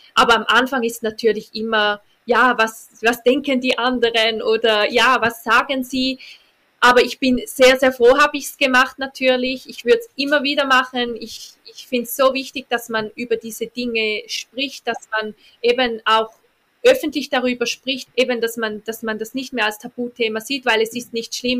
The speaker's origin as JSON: {"language": "German", "country": "Switzerland", "said": "bei uns in der Schweiz"}